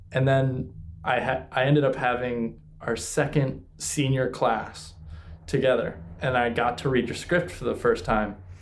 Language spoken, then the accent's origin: English; Cleveland, Ohio, United States; I'm from Cleveland, Ohio